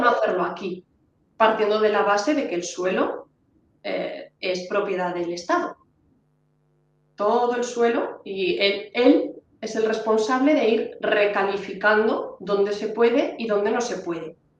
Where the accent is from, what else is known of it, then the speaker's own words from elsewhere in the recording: Honrubia, Castilla-La Mancha, Spain; Yo que soy de Onrubia, Cuenca